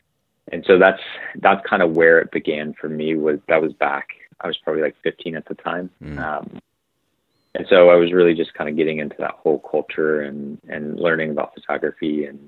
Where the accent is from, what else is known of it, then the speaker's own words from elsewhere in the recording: Vail, Colorado, United States; And, you know, growing up in Vail, you have access to a lot of really good snowboarding